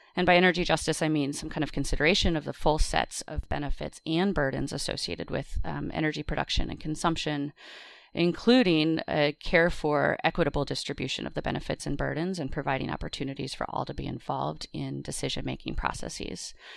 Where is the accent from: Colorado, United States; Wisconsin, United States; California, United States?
Wisconsin, United States; moved away; I grew up in Wisconsin